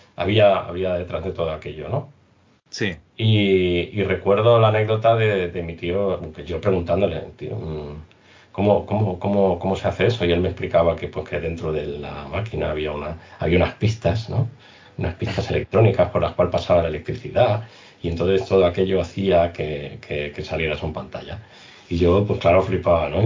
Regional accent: Spain; nosotros como españoles

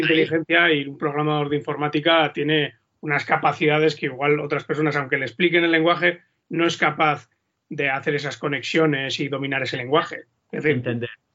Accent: Vitoria-Gasteiz, Basque Country, Spain; yo soy de Vitoria

